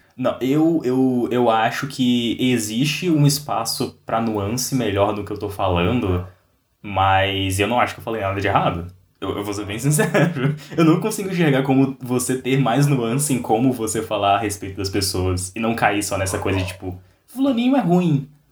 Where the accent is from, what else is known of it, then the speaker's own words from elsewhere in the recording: Brazil; como brasileiros